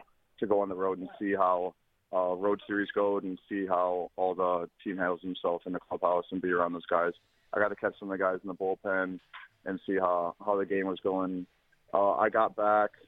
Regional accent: Verona, Wisconsin, United States; also born or lived in Madison, Wisconsin; I went to school in Verona

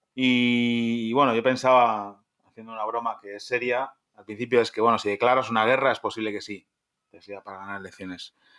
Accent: Spain; moved away; en mi país, en España

